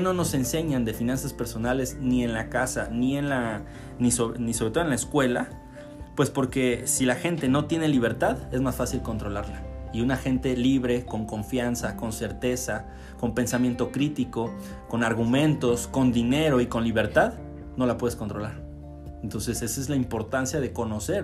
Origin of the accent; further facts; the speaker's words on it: Mexico; solo soy un mexicano que intenta salir adelante